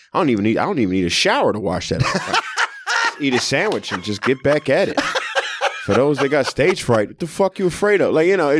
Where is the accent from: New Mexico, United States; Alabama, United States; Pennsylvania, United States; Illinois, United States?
Pennsylvania, United States; Philadelphia; also born or lived in South Jersey; I'm from the Philadelphia, South Jersey area. Like, I did half my life in Philly and the other half in Jersey.